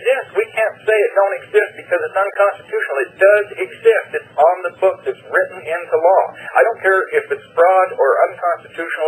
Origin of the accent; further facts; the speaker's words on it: United States; I'm an American